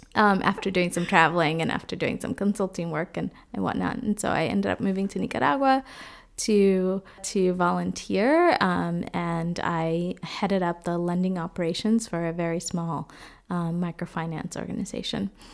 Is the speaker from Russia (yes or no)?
no; Boston, Massachusetts, United States; moved away as an adult; also born or lived in Dominican Republic; now in Freiburg, Germany; I grew up in Boston, but was born in the Dominican Republic. And right now, I am living in Freiburg, Germany.